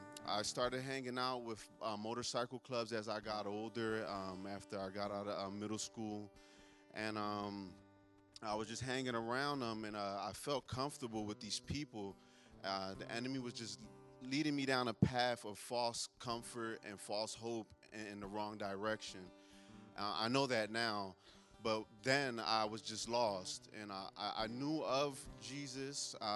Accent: Philadelphia, Pennsylvania, United States; I'm from North Philadelphia. I've been in Teen Challenge now for 8 months. My story starts in Philadelphia.

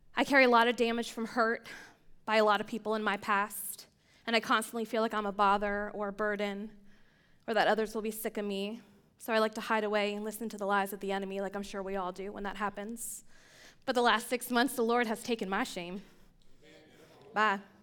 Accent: Pennsylvania, United States; I grew up in Pennsylvania, a small town outside of Amish country

